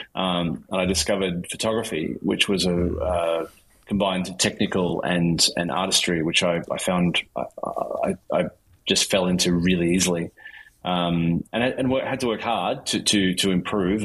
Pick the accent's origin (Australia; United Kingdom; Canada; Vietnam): Australia; Melbourne, Victoria; I grew up in Melbourne, in Australia